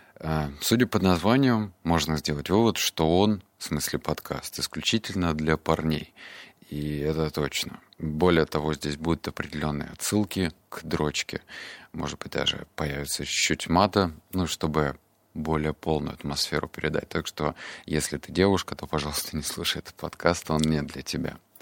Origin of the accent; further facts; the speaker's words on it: Barnaul, Altai Krai, Russia; мне было 7 лет, это был 99 год. Я рос в Барнауле